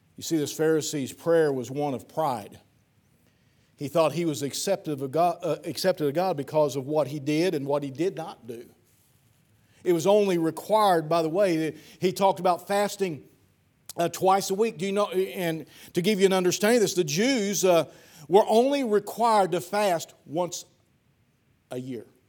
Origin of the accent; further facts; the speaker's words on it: Piedmont or Ellsinore, Missouri, United States; my hometown, Piedmont or Elsinore